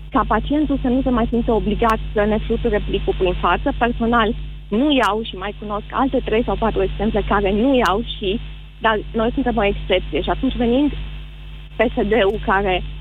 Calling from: Timișoara, Timiș County, Romania; Uh, bună ziua, domnule Moise, vă sunt din Timișoara.

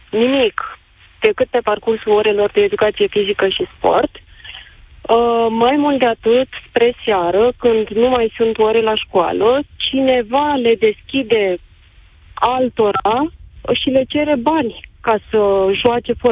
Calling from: Galați, Galați County, Romania; Bună, sunt din Galați.

